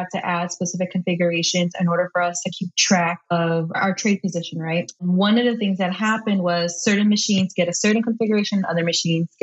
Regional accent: Chicago, Illinois, United States; I live in Chicago, Illinois, born and raised on the South Side

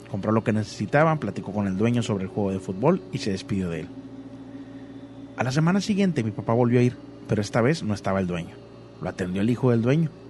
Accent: Mexico City, Mexico; Soy de Ciudad de México.

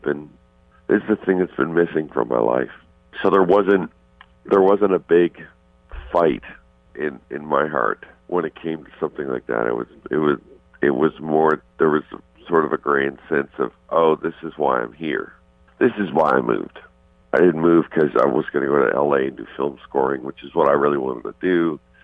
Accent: Canada; moved away; also born or lived in Arizona; I'm Canadian.

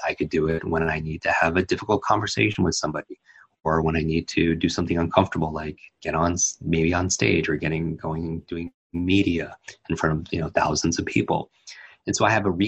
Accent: Northeast, United States; I grew up in the Northeast

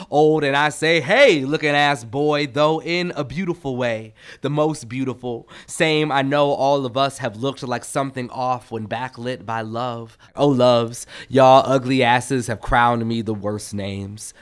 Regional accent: Minneapolis, Minnesota, United States; moved away; I live in Minneapolis where I'm from

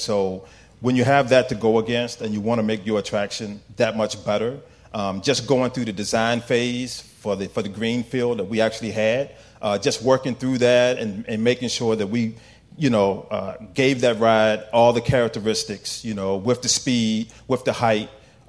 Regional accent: Virginia, United States; So I'm originally from Virginia.

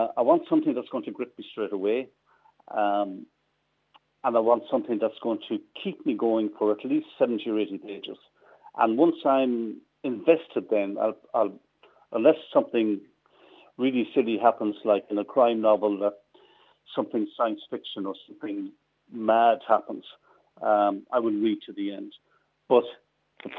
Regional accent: Midlands, Ireland; I'm from the Midlands, so I know it very well

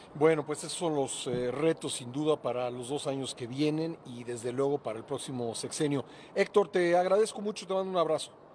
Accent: Mexico; somos país vecino de Estados Unidos

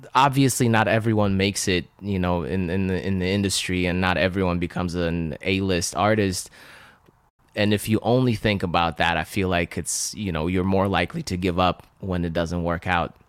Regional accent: Russia; first language Russian; English is a second language; moved away; I was born and raised in Russia speaking uh, Russian. So I couldn't even speak or understand English

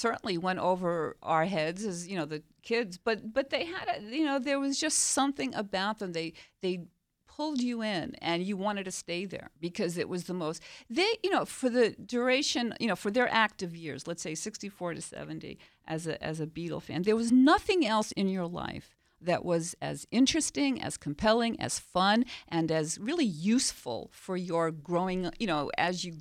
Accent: New York City, New York, United States; I grew up in Queens, New York

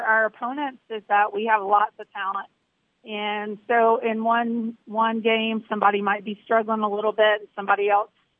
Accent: Georgia, United States; moved away as an adult; I grew up in Georgia, actually, and then went to the Air Force Academy

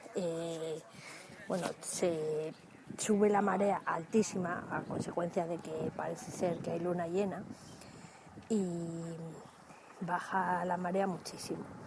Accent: Dúrcal, Andalusia, Spain; en Andalucía, que es donde me corresponde a mí, puesto que yo soy de Durcal

